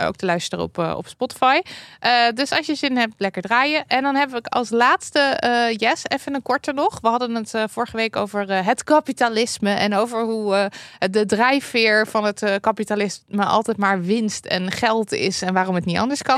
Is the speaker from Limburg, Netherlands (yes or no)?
yes; Limburg, Netherlands; bij ons in Limburg